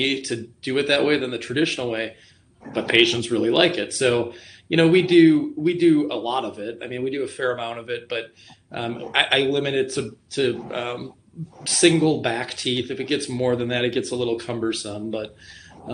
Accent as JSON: {"language": "English", "town": "Rhinelander", "region": "Wisconsin", "country": "United States", "tie": "born or raised there", "also_born_or_lived": "Green Bay", "lives_now": "Wausau, United States", "said": "I'm from Rhinelander originally."}